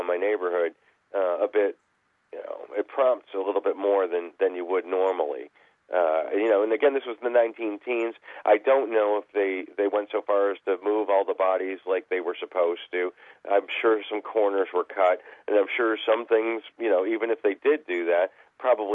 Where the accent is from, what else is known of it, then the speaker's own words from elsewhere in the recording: Detroit, Michigan, United States; I grew up in Detroit